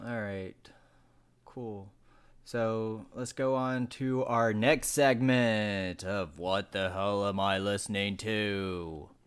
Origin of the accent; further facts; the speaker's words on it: Elkin, North Carolina, United States; up in a place called Elkin, Wilkes County, North Carolina.